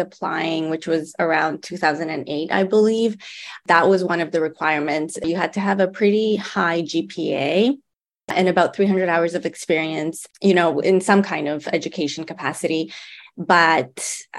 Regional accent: Canada; moved away as an adult; also born or lived in Toronto, Canada / Ottawa, Canada / Nanjing, China; now in Riverside, United States; I'm a Canadian

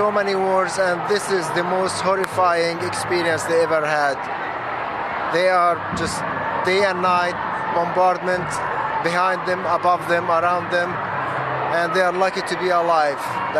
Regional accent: Gaza, Gaza Strip, Palestine; now in United States; I'm from Gaza, Palestine

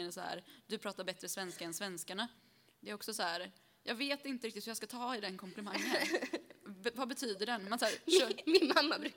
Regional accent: Chile; born there; jag är född i Chile.

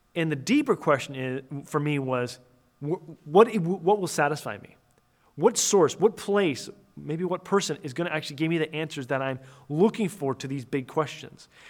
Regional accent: near Toronto, Ontario, Canada; I was born and raised, uh, near Toronto, Canada.

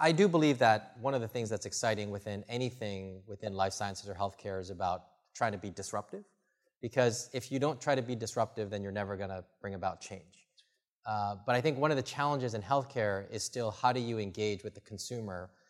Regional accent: the Midwest, Michigan, United States; now in Bay Area, United States; I grew up in the Midwest, you know, Michigan or these other places

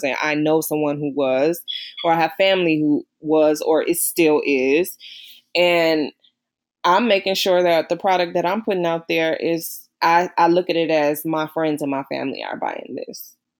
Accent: Midwest, United States; And I'm like, yeah, you know, I'm from the Midwest.

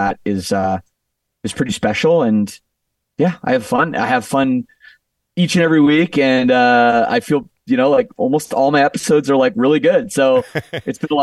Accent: Canada; moved away as an adult; now in Las Vegas, United States; I'm from Canada

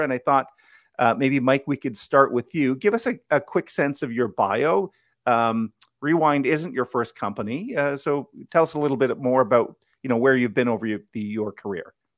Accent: Ottawa, Ontario, Canada; I grew up in Blackburn Hamlet

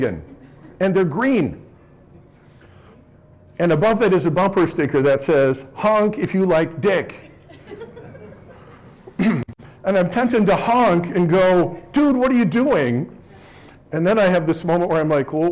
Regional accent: North Bay, California, United States; moved away; also born or lived in Dartmouth; growing up in the North Bay

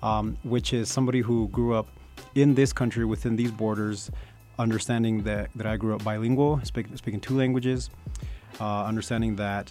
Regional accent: Kearns, Utah, United States; also born or lived in California; I was born in California, but I was raised in Utah. I like to actually identify as Utano. I feel like that speaks more to my experience. But I am either a first or second generation son of immigrants.

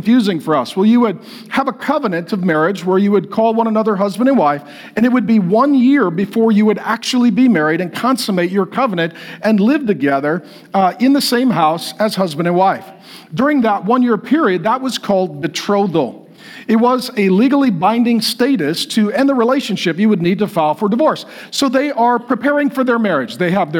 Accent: Grand Forks, North Dakota, United States; moved away; I was born in Grand Forks, North Dakota

